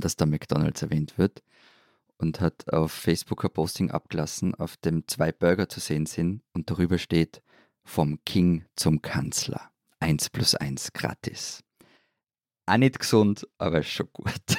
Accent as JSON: {"language": "German", "country": "Austria", "said": "bei uns in Österreich"}